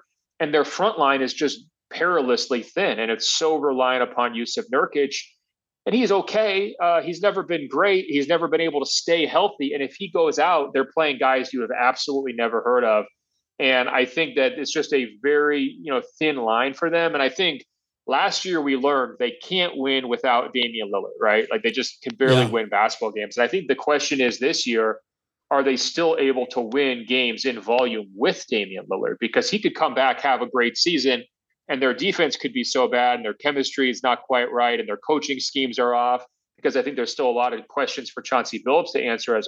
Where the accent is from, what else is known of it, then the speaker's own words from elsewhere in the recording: Portland, Oregon, United States; moved away; my hometown, Portland Trailblazers. You know, I don't live up there anymore